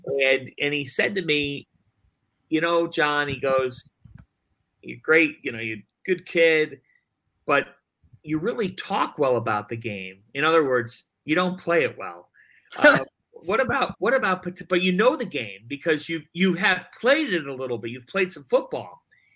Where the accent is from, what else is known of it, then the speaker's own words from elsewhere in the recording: Cleveland, Ohio, United States; moved away as an adult; It was always a dream growing up in Cleveland.